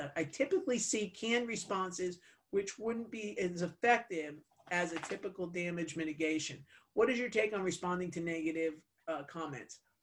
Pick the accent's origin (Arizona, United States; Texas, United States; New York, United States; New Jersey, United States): New Jersey, United States; I'm Italian. I'm from New Jersey